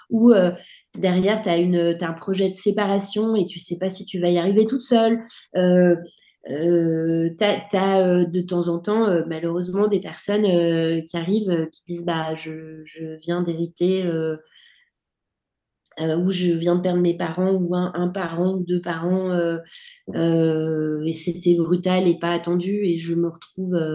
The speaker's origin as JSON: {"language": "French", "country": "France", "lives_now": "United States", "said": "Mon mari est français, je suis française aussi, et je me suis mariée en 2011."}